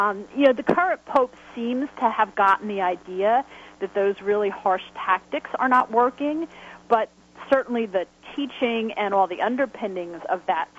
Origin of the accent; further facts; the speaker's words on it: New Jersey, United States; I grew up in the Catholic Church in the 70s in New Jersey